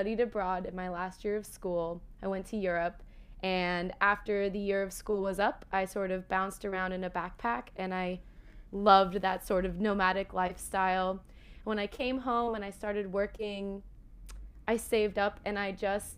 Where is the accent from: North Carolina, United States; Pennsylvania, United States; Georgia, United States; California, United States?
California, United States; I'm from California